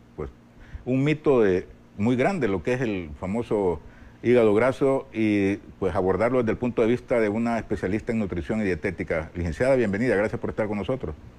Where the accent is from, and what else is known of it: El Salvador